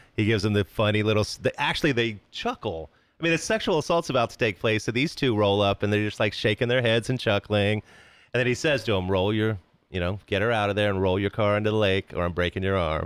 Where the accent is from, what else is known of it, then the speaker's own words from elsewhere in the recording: Wichita, Kansas, United States; I was growing up in Wichita, Kansas